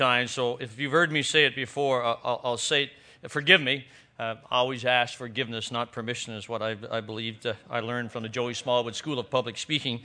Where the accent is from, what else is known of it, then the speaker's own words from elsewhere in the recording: Newfoundland and Labrador, Canada; accent: Newfoundland; as you probably already know by my accent, I am a Newfoundlander